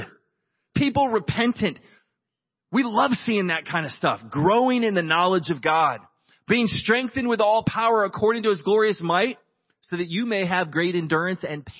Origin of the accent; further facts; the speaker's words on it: United States; I'm an American